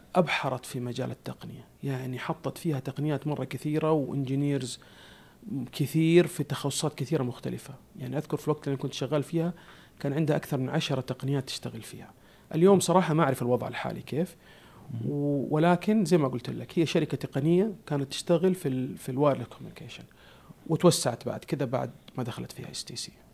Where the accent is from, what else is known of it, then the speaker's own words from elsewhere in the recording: Saudi Arabia; عندنا في السعودية